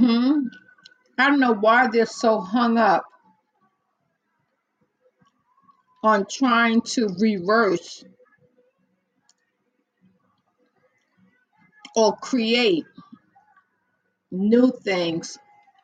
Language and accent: English; New York, United States; accent: New York; From the east part of New York. You can't tell by my accent